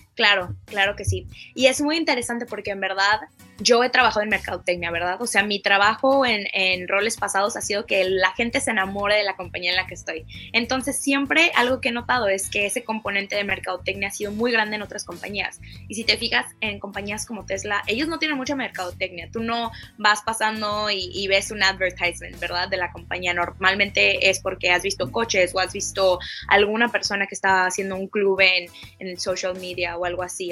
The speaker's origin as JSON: {"language": "Spanish", "country": "Mexico", "tie": "born or raised there", "said": "yo creciendo en México también"}